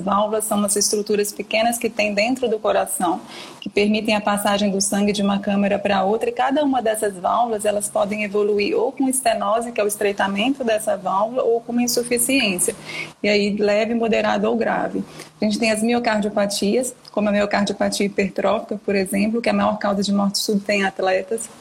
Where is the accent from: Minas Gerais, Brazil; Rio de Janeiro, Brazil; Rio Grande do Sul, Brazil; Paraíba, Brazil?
Minas Gerais, Brazil; moved away as an adult; now in São Paulo, Brazil; sou de Minas e vim para São Paulo para fazer residência médica, né? Hoje eu tô morando aqui, moro aqui já há 10 anos